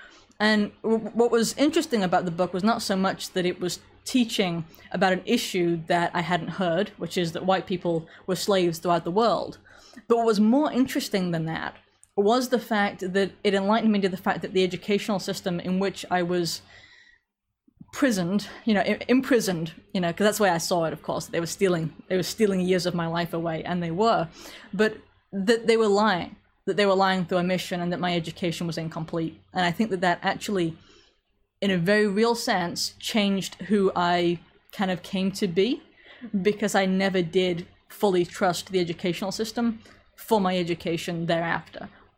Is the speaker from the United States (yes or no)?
no; England, United Kingdom; accent: slight American; I am from England with something of an American accent. Everybody seems to disagree over how strong it is, and I can't hear because it's my accent, so I'll take your word for it.